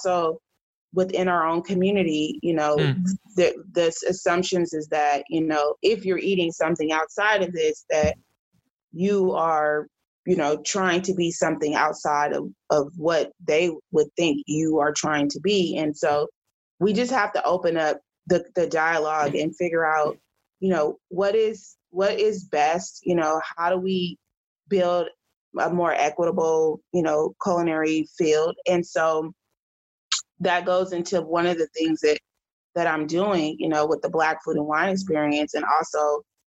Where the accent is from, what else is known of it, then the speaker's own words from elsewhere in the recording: Oakland, California, United States; I was raised in the Oakland, Berkeley area